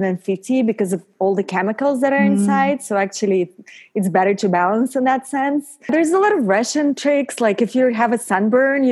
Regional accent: Paris, Île-de-France, France; moved away as an adult; now in Los Angeles, United States; I grew up in Paris

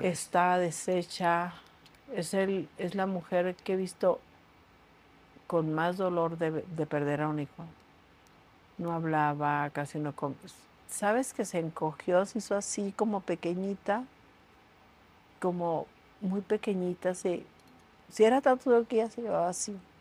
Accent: Tijuana, Baja California, Mexico; Yo realmente me crié en Tijuana

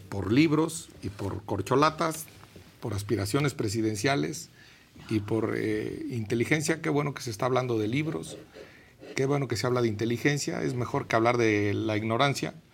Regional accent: Michoacán, Mexico; Así somos los michoacanos.

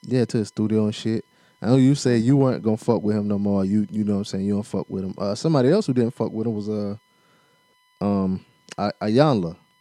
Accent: South Carolina, United States; accent: South Carolina; My accent is so South Carolina

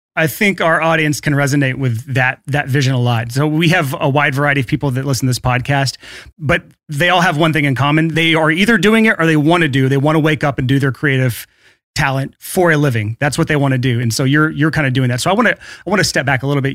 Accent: Alabama, United States; in the South here, like, I'm from Alabama.

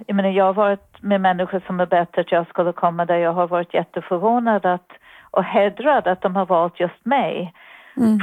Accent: New York City, New York, United States; Swedish is a second language; moved away as an adult; now in Sweden; jag kommer ifrån Bronx, det hörs antagligen, men jag hoppas mm. att det också hörs att jag har bott i Sverige ganska länge

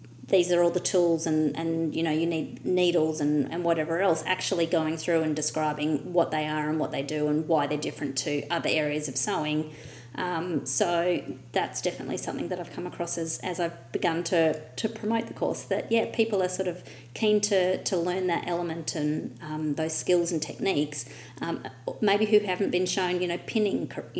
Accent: Australia; my Australian English

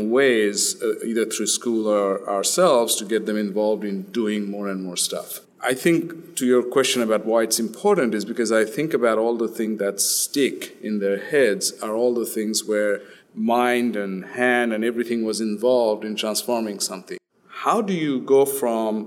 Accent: Australia; moved away as an adult; also born or lived in India; now in United States; We grew up in Australia since we were about 10 years old

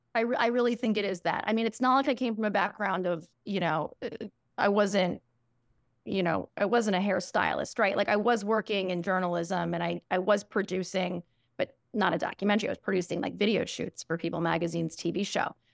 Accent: New York City, New York, United States; I grew up in New York City on the Upper West Side

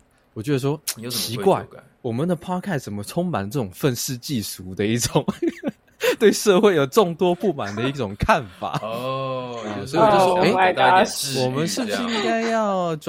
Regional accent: Taiwan; 我们台湾人喜欢

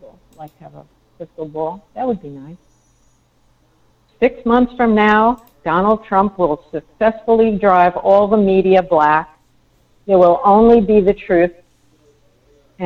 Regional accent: New York, United States; I was brought up in New York

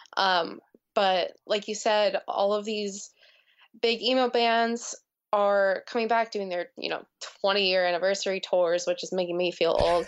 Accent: New Jersey, United States; growing up in New Jersey and what an impact that had on me

